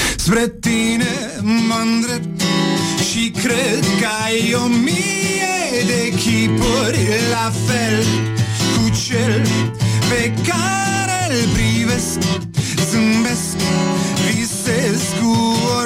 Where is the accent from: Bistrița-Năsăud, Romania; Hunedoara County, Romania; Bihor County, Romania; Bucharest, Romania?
Bucharest, Romania; also born or lived in Cluj; cartierul Pantelimon, de unde sunt eu de origine